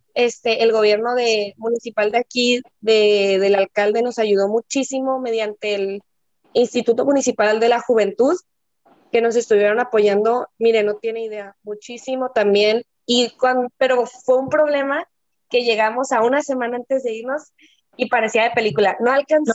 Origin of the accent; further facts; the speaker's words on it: Mazatlán, Sinaloa, Mexico; somos de Mazatlán